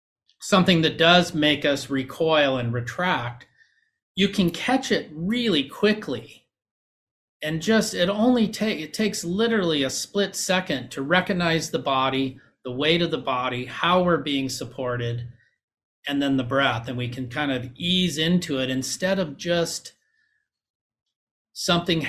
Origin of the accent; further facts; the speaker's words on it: Huntington Beach, California, United States; I grew up in Huntington Beach.